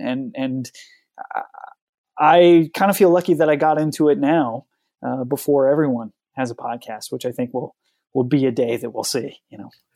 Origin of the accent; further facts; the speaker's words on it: Oregon coast, United States; I grew up on the Oregon coast